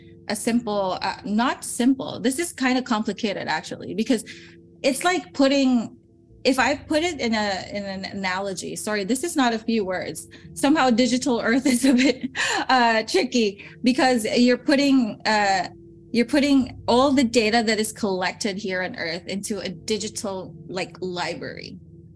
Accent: Philippines; moved away as an adult; also born or lived in Salzburg, Austria; now in Europe; I come from the Philippines

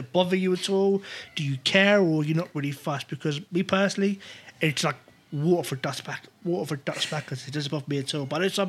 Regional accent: Wales, United Kingdom; I'm a proud Welshman, despite my accent.

